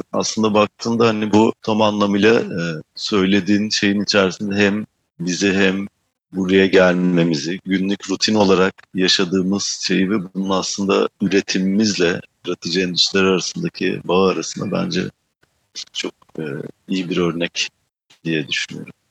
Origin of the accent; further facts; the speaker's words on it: Manisa, Turkey; moved away as an adult; also born or lived in Istanbul; now in Amsterdam, Netherlands; doğup büyüdüğüm yer Manisa.